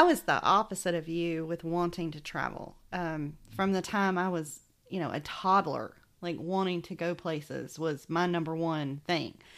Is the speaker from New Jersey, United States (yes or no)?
no; Macon, Georgia, United States; accent: Southern; moved away; my accent was hysterical to people who were not from Macon, Georgia